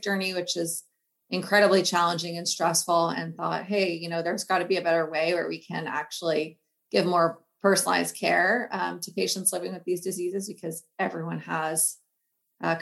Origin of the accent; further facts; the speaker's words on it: Bay Area, California, United States; moved away as an adult; also born or lived in East Coast / New York; I'm actually originally from the Bay Area. However, I spent about 12 years on the East Coast